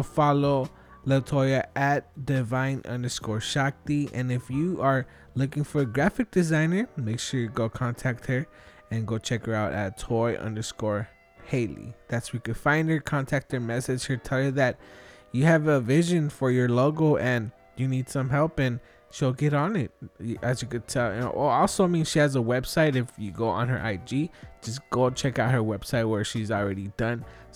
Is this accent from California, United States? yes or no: yes; Los Angeles, California, United States; I'm from Wilmington myself.